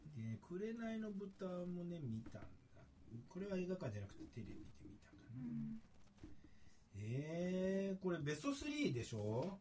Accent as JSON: {"language": "Japanese", "region": "Chiba", "country": "Japan", "tie": "born or raised there", "moved": "yes", "said": "俺千葉県出身"}